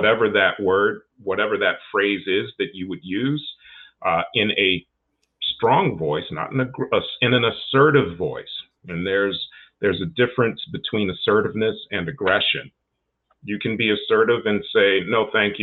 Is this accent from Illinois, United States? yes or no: yes; Chicago, Illinois, United States; I'm from Chicago as well